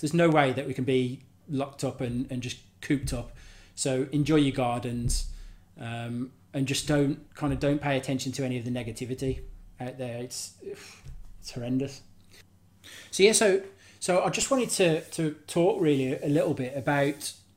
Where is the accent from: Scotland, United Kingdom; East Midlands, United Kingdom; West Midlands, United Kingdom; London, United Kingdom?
West Midlands, United Kingdom; Birmingham; now in West Wales, United Kingdom; I'm from Birmingham originally, but I live just down the road, um, and I'm living in West Wales now.